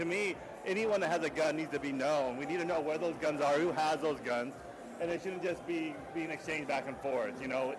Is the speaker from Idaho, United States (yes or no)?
yes; Idaho, United States; So I grew up in Idaho, in a state where guns and everything, I went to school with a shotgun in the back of my pickup after school.